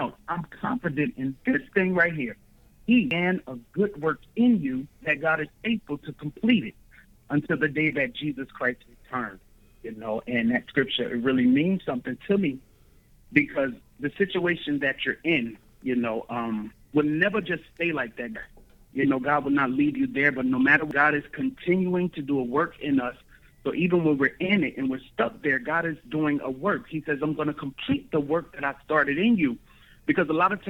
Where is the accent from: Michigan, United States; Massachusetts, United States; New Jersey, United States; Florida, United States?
New Jersey, United States; Newark; moved away as an adult; now in Georgia, United States; I'm actually originally from Newark, New Jersey. It's up north. But right now I'm resident in Georgia